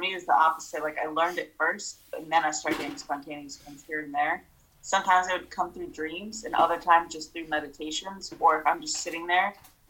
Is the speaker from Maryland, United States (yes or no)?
yes; Baltimore, Maryland, United States; also born or lived in Moldova; I grew up in Baltimore